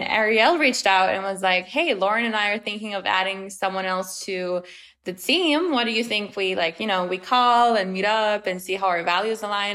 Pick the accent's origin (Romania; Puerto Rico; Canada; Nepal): Romania; moved away as an adult; also born or lived in China; now in United States; I'm originally from Romania, but I've lived for 2 years in China and then I came to the States 5 years ago.